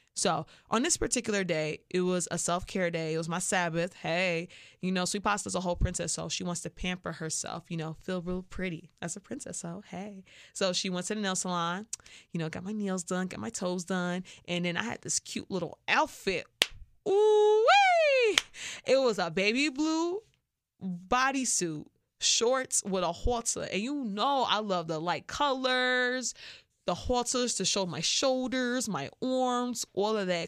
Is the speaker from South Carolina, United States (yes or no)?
no; Chicago, Illinois, United States; I'm from Chicago